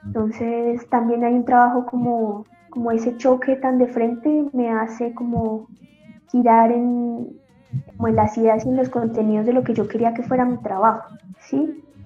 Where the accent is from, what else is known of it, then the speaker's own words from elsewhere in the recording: Bogotá, Colombia; moved away as an adult; also born or lived in Chile; Soy colombiana primero, importantísimo decirlo, de Bogotá. En Bogotá estudié